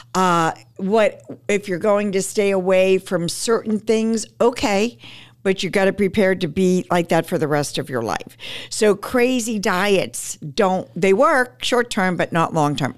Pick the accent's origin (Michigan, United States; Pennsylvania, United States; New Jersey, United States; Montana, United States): Pennsylvania, United States; Pittsburgh; also born or lived in Manhattan; I'm from Pittsburgh, my husband and I, and so I, we eventually moved back to Pittsburgh